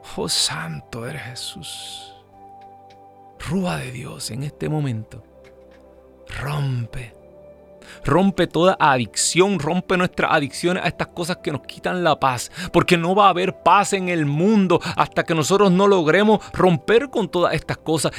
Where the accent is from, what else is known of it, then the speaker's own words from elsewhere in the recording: Ciales, Puerto Rico; now in United States; mi pueblo en Puerto Rico